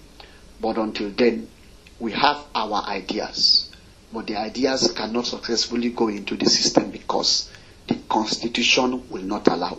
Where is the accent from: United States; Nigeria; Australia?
Nigeria; Northern Nigeria; I grew up as a Nigerian